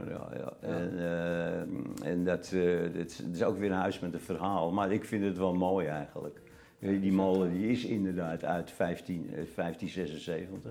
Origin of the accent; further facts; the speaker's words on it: Amsterdam, North Holland, Netherlands; moved away as an adult; Geboren in Amsterdam en uh, tot 63 er ook gewoond